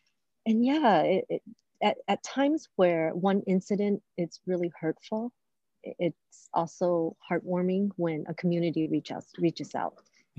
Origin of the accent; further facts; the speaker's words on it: United States; I was born here in the United States and I struggle between, am I Vietnamese, am I American?